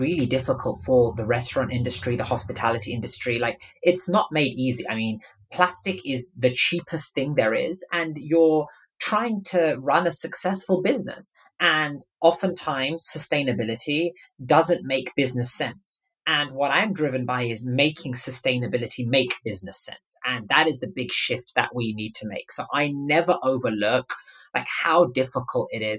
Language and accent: English; London, United Kingdom; I grew up in London